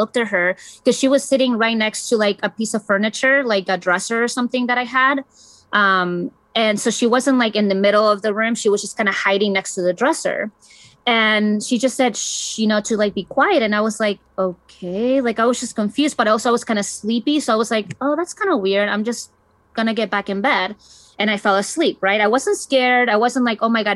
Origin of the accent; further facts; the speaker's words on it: Chile; moved away; I was born and raised in Chile